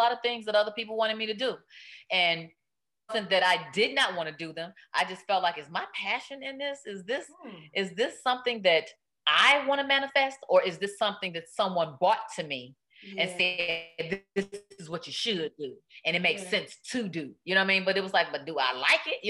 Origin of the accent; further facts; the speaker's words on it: Chicago, Illinois, United States; now in Los Angeles, United States; my hometown, Chicago